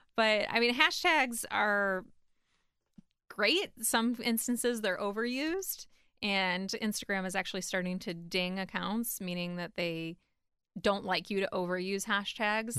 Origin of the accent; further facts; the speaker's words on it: Cleveland, Ohio, United States; moved away as an adult; now in Columbus, United States; I'm originally from Cleveland